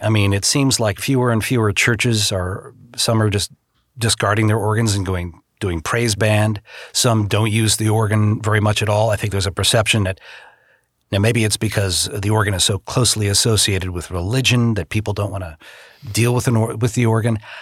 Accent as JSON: {"language": "English", "town": "Boston", "region": "Massachusetts", "country": "United States", "tie": "born or raised there", "also_born_or_lived": "Chicago", "moved": "as an adult", "lives_now": "Los Angeles, United States", "said": "back in the Boston area where I grew up"}